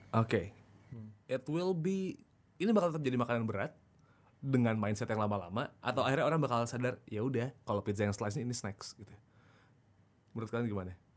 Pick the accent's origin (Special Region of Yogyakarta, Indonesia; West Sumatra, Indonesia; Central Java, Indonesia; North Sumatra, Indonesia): Special Region of Yogyakarta, Indonesia; Yogyakarta; dari kecil kalau di Jogja dulu ada di deket Tugu dulu zaman dulu